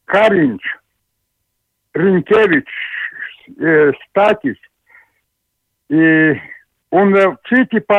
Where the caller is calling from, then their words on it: Latvia; Šeit es no Latvijas pir, pirmo reizi jums zvanu.